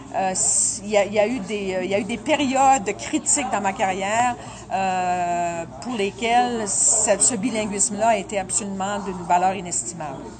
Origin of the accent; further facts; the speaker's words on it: Rimouski, Quebec, Canada; first language French; now in Ontario, Canada; je suis originaire d'une région qui était très, très, qui est très francophone